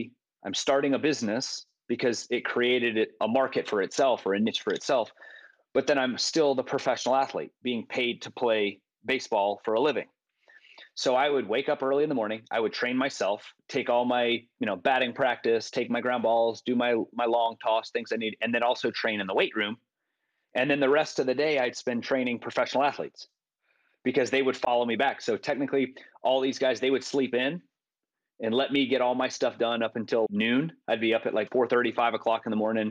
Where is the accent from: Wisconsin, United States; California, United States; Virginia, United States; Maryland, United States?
Virginia, United States; Richmond; moved away; also born or lived in East Tennessee; I grew up in Richmond, Virginia